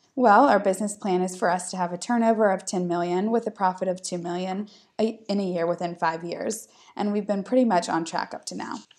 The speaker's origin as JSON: {"language": "English", "country": "United States", "moved": "yes", "said": "I'm American"}